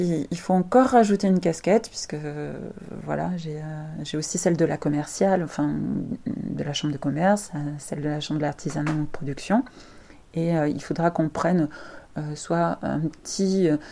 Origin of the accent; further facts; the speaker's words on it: France; en tant que français